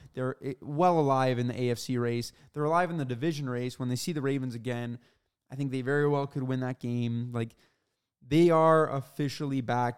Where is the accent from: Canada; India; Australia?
Canada; he obviously knows we're Canadian